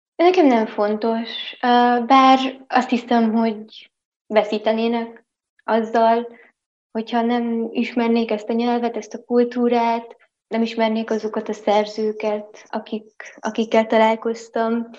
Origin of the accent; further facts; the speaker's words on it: Transylvania, Romania; erdélyi magyar vagyok